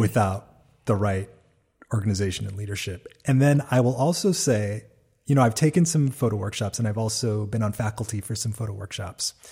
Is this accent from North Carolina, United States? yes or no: no; Hawaii, United States; I'm from Hawaii